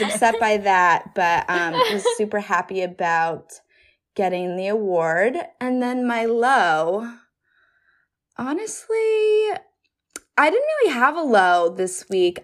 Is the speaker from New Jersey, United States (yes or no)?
yes; New Jersey, United States; now in New York City, United States; I'm originally from New Jersey, but I live in New York City